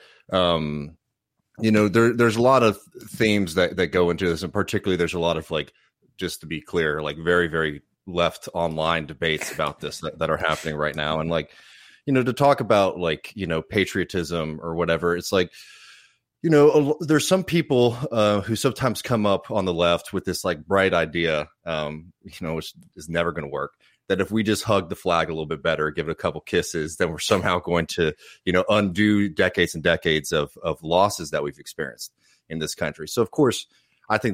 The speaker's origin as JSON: {"language": "English", "country": "United States", "said": "as an American"}